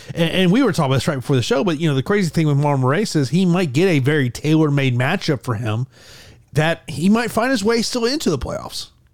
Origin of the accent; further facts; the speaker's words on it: Florida, United States; here in my home state of Florida